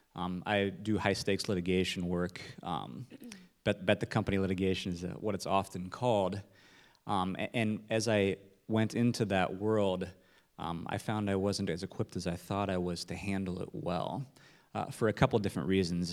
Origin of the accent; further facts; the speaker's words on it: Nebraska, United States; I'm from Nebraska